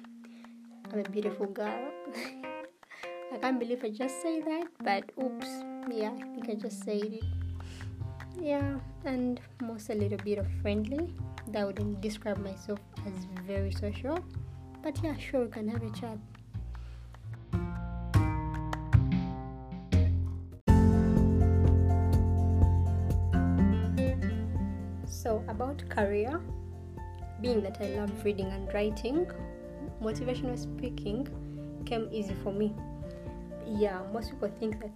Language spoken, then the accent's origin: English; Uganda; I'm born and raised in Uganda.